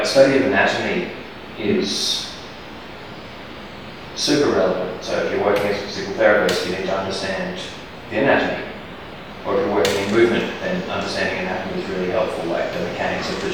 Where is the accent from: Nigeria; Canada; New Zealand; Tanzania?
New Zealand; moved away; also born or lived in Australia; I spent a lot of time in the bush growing up in New Zealand and living in Australia.